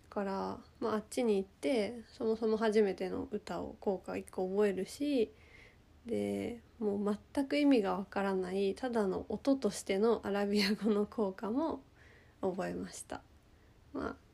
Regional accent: Egypt; first language ja; 自分は言おうと思えばエジプト育ちの帰国子女ですって言えるんですけどほとんど帰国子女と名乗ったことはなく

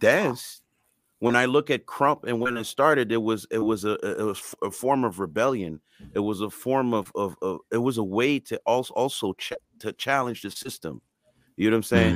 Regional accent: Canada; first language French and Creole; English is a second language

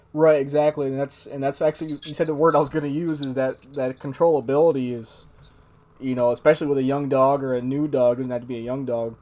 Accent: Lake Ontario, Northeast, United States; now in Arizona, United States; I grew up in the Northeast, big woods

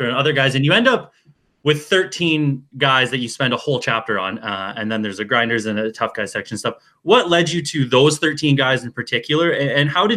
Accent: near Port Colborne, Ontario, Canada; a city in Ontario that is very close to my hometown

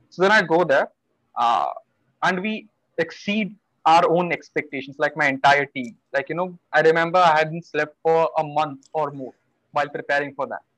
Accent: Bhubaneswar, Odisha, India; I am from Bhubaneswar. Spent mm. most of my life over here.

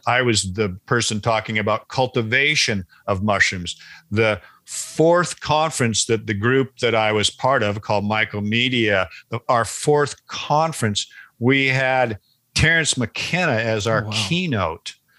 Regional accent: Seattle, Washington, United States; I grew up in Seattle, which is a perfect climate for wild mushrooms

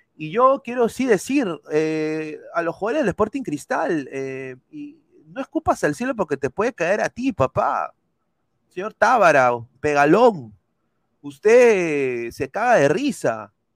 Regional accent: Peru; moved away; yo soy peruano

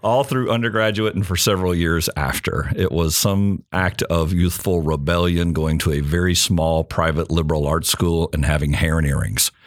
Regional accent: Longview, Texas, United States; Just outside Longview, Texas, small town in East Texas

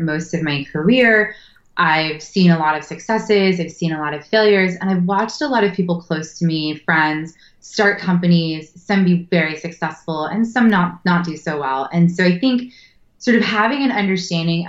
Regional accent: Berkeley, California, United States; I was born in Berkeley, so I grew up around, you know, the area I live now

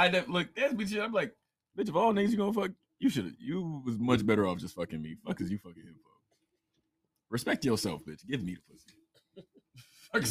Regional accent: Beaufort, South Carolina, United States; Buford, South Carolina. About an hour north of Charleston. I mean, an hour south of Charleston, about an hour north of Savannah. Really in a really small, secluded area for real.

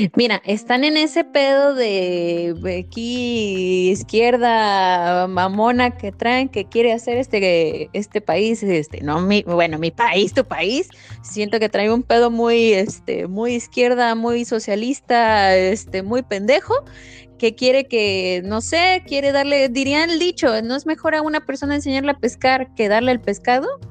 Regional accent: Veracruz, Mexico; yo soy veracruzana

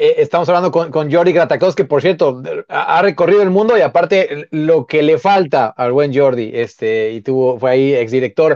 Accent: Mexico; nosotros que somos mexicanos

